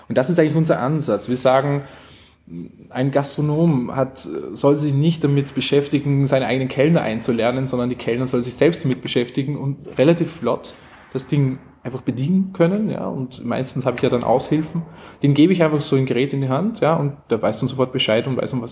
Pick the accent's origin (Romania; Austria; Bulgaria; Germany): Austria; accent: Austrian; also ich, ich, ich, ich spreche österreichisch. Man versteht mich, ja.